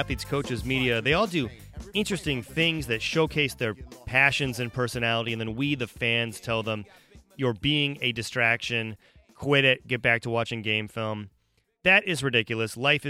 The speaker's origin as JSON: {"language": "English", "town": "Oxford", "region": "Ohio", "country": "United States", "tie": "born or raised there", "said": "We grew up in Oxford, Ohio, where Miami of Ohio is."}